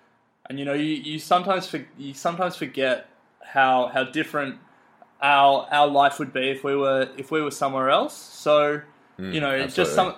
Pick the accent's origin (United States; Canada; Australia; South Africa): Australia; we look overseas a lot as Australians and as Australian investors